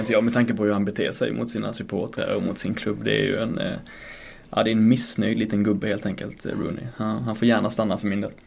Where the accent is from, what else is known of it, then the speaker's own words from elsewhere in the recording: Blekinge, Sweden; now in Stockholm, Sweden; Jag kommer ju från äh, Blekinge. Så jag kommer inte från Storsvenskan här uppe i Stockholm.